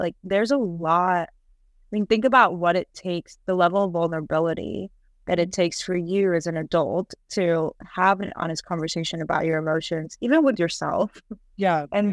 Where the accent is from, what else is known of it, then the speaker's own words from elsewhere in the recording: Colombia; moved away; I'm from Colombia